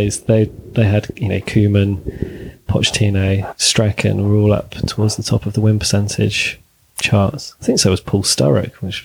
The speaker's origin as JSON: {"language": "English", "town": "Bath", "region": "South West England", "country": "United Kingdom", "tie": "born or raised there", "said": "I grew up in Bath."}